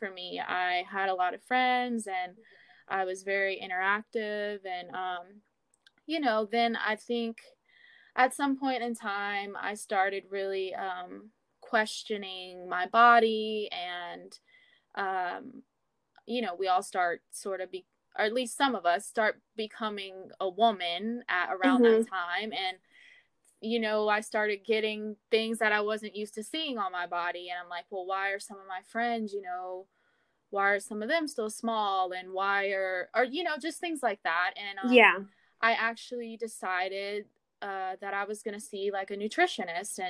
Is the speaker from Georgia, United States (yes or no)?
no; Baton Rouge, Louisiana, United States; moved away as an adult; now in San Francisco, United States; I'm actually from Louisiana, the Baton Rouge area. I moved out to San Francisco about 2 years ago